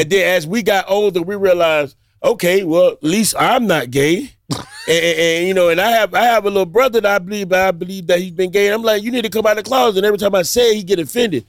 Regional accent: Miami, Florida, United States; I grew up in Liberty City

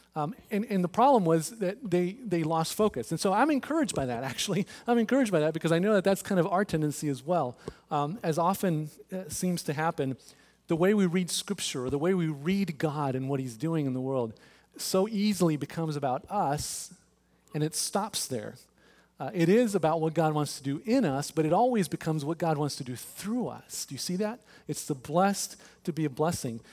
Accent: Texas, United States; now in Overland Park, United States; I'm from Texas. I'm a Rangers guy

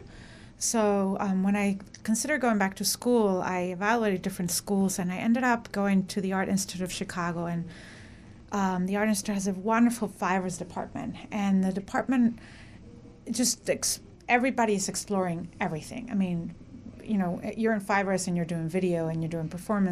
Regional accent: Mexico; now in United States; I am from Mexico

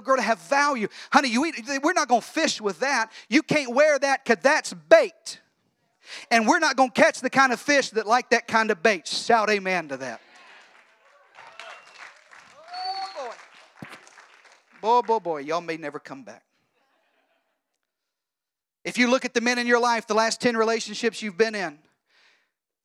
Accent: Arkansas, United States; now in Texas, United States; I'm from Arkansas

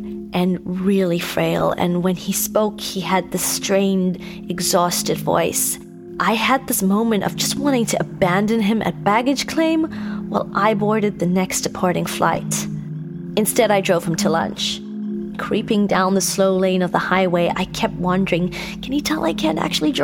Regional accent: Cape Town, Western Cape, South Africa; moved away as an adult; now in Los Angeles, United States; in South Africa, in Cape Town to be specific, my hometown

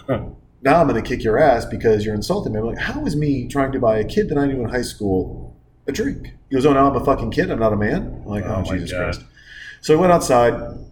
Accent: Montana, United States; moved away; also born or lived in Newport Beach; I grew up in Montana.

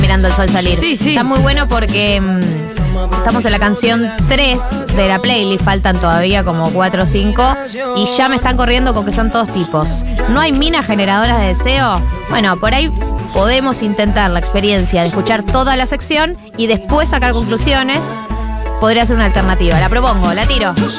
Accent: Argentina; somos los argentinos

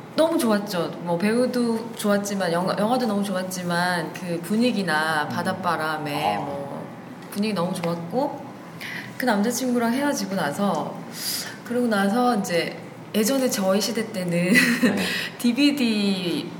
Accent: Busan, South Korea; 부산에서 온

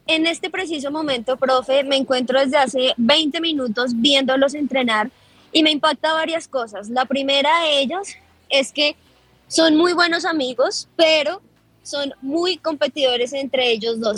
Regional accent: Colombia; como colombianos

